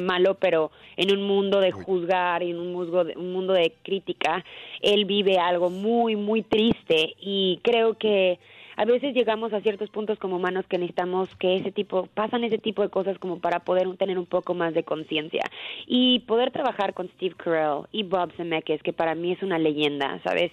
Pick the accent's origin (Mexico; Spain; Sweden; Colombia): Mexico; como mexicanos